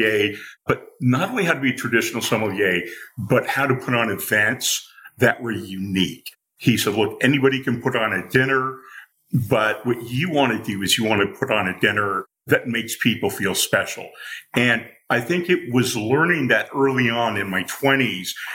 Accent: Newport Beach, California, United States; I grew up in Southern California, and as a kid in the Newport Beach area

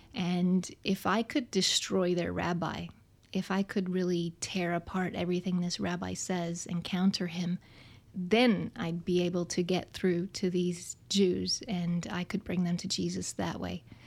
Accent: Houston, Texas, United States; I was raised in Houston, Texas

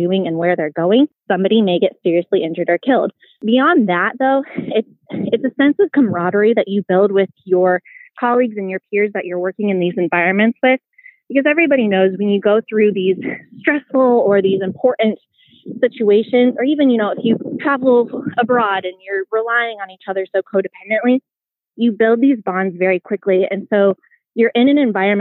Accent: Peru, Indiana, United States; moved away as an adult; now in Dayton, United States; I grew up in Peru, Indiana, which is known as the circus city capital of the world

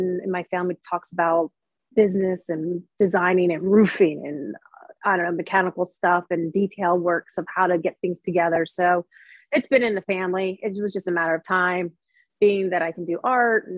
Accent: Philadelphia, Pennsylvania, United States; also born or lived in Seattle, Washington; now in Charleston, United States; My both parents are from Brazil. But I was born in Philadelphia

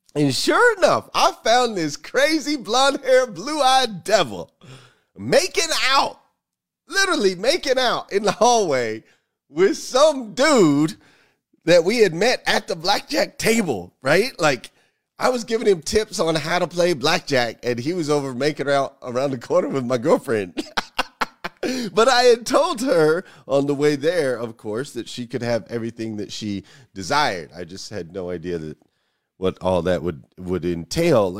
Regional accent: Arizona, United States; I grew up in Arizona

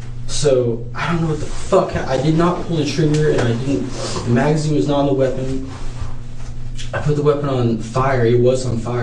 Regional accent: Eureka, California, United States; moved away; We're both from Humboldt County

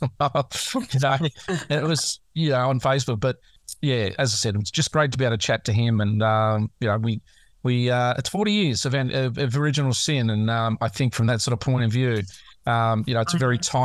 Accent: Australia; as an Aussie

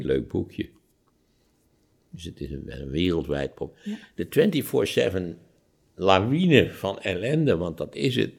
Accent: Netherlands; als Nederlanders

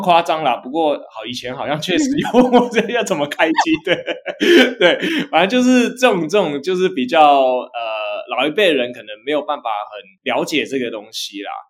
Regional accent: Hsinchu, Taiwan; 我是来自新竹的

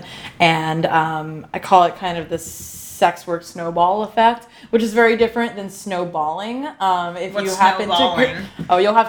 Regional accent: New Jersey, United States; moved away; also born or lived in Baltimore; I am originally from the East Coast. I'm a Jersey girl

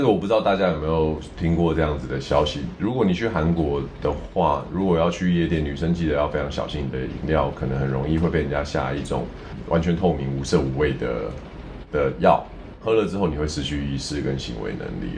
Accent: Taiwan; 身为台湾人

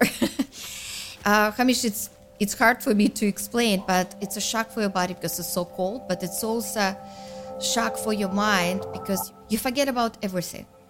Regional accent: Karaganda, Karaganda Region, Kazakhstan; now in Canada; I'm from Kazakhstan, uh, from the city Karaganda, very family-oriented culture

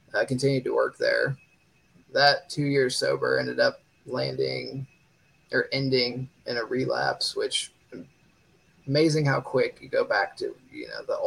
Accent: Dayton, Ohio, United States; I'm from Dayton, Ohio

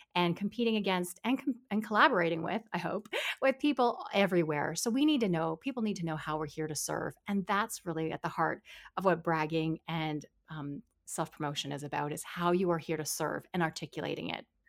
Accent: Canada; I'm a Canadian

